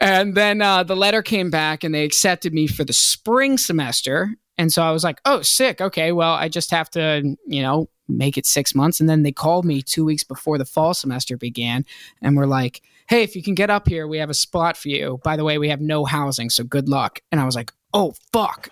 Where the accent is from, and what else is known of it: Hampton, Virginia, United States; born or raised there; moved away as an adult; also born or lived in Boston, Massachusetts; now in Los Angeles, United States